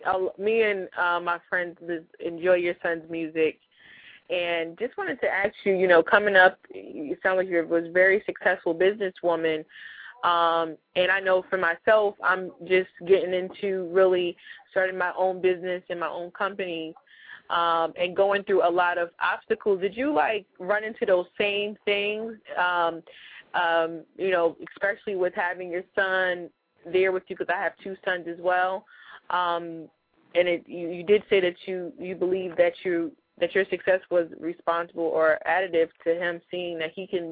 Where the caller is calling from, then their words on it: Plainfield, New Jersey, United States; I'm from the Plainfield, New Jersey area.